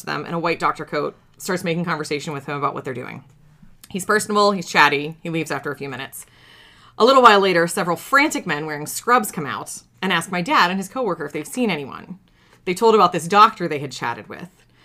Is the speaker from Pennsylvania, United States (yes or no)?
yes; Pittsburgh, Pennsylvania, United States; I grew up in Pittsburgh. I'm very proud to be from that city